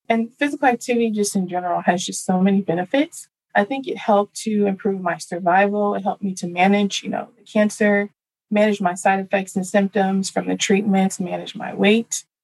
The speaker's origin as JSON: {"language": "English", "town": "Dallas", "region": "Texas", "country": "United States", "tie": "born or raised there", "said": "So first, I was born and raised in Dallas, Texas."}